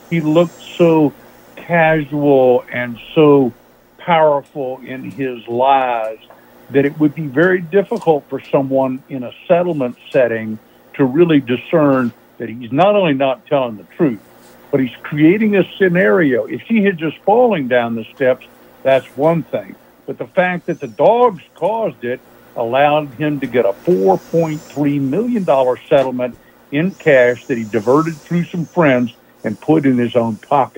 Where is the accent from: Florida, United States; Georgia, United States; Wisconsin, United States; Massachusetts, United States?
Florida, United States; Jacksonville; In Jacksonville, Florida.